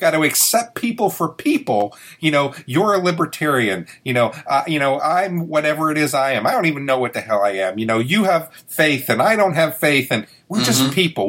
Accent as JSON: {"language": "English", "town": "New York City", "region": "New York", "country": "United States", "tie": "born or raised there", "moved": "yes", "said": "I grew up in New York City and it was a rough area to grow"}